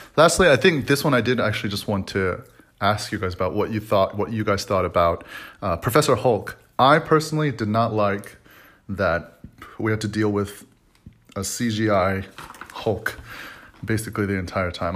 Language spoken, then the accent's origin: English; Dallas, Texas, United States; also born or lived in Atlanta; I'm from Dallas.